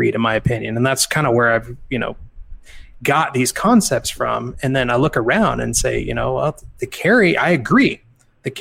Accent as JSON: {"language": "English", "region": "Kansas", "country": "United States", "said": "I'm from Kansas."}